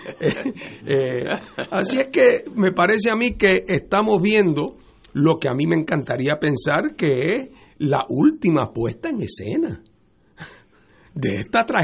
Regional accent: Puerto Rico; estamos en la discusión ideológica porque todos somos puertorriqueños.

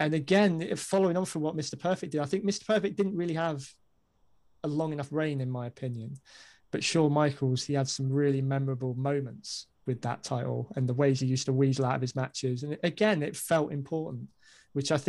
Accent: United Kingdom; I'm a Brit

